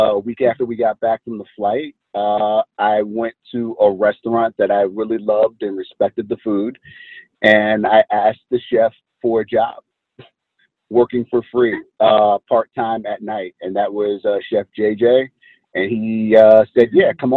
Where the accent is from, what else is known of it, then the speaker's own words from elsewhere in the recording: Maryland, United States; I grew up in Maryland